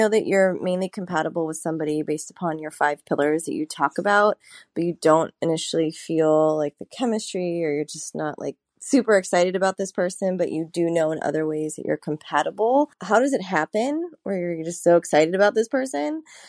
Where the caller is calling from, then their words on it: San Francisco, California, United States; I'm calling from San Francisco